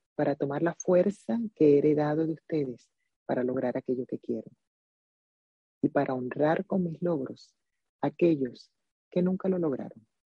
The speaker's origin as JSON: {"language": "Spanish", "region": "Zulia", "country": "Venezuela", "also_born_or_lived": "Maracaibo", "moved": "as an adult", "lives_now": "United States", "said": "siempre seré venezolana"}